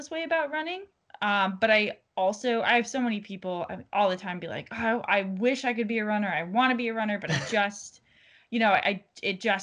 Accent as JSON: {"language": "English", "region": "New England", "country": "United States", "also_born_or_lived": "Florida", "moved": "as an adult", "said": "I'm from the New England originally"}